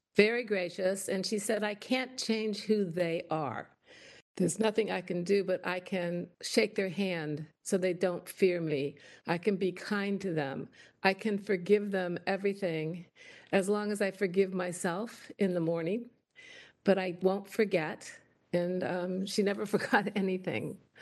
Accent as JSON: {"language": "English", "region": "Indiana", "country": "United States", "moved": "as an adult", "lives_now": "Washington, United States", "said": "I came from Indiana"}